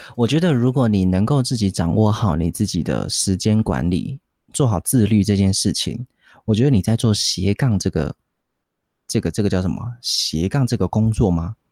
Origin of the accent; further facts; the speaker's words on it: Taiwan; accent: Taiwanese Mandarin; 我们有一点台湾国语